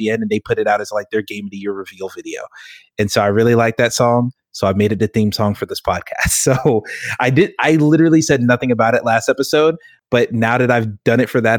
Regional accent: Georgia, United States; I'm from Georgia

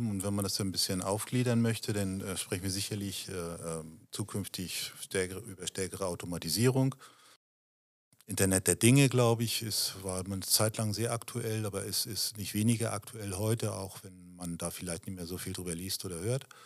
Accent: Germany; Ich fühle mich in Deutschland wohl. Ich bin Deutscher

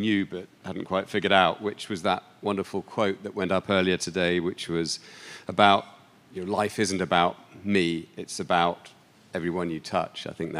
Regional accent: London, United Kingdom; I'm from London.

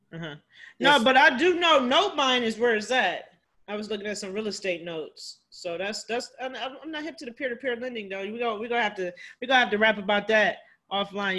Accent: Cleveland, Ohio, United States; now in Washington, D.C., United States; I actually live here in D.C., so I'm from Cleveland

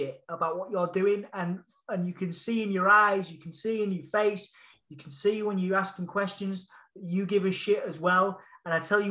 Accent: Hull, Yorkshire and the Humber, United Kingdom; accent: Hull; That was my proper whole accent

